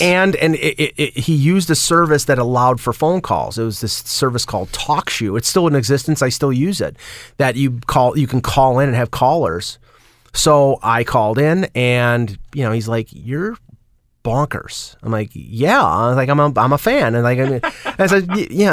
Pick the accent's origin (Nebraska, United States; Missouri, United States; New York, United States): New York, United States; Buffalo; accent: Buffalo; also born or lived in Cheektowaga; I was from Western New York. I had the Buffalo accent, which I can't hear.